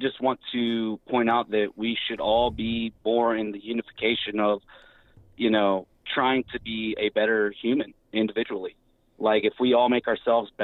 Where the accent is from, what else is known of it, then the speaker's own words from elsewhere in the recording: Virginia, United States; I'm from Virginia and we got the gun thing going on